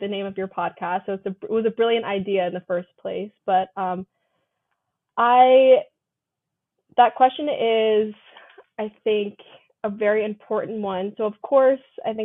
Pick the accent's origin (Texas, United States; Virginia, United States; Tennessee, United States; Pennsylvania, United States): Virginia, United States; Northern; moved away as an adult; also born or lived in Hawaii; I'm from Northern Virginia, so the DC area.